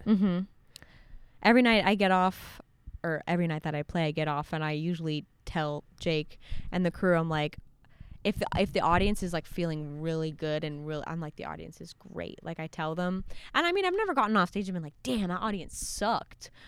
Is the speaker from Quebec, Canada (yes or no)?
yes; Montreal, Quebec, Canada; I consider Montreal my hometown just because, like, I grew up right outside of it, and I went to school in Montreal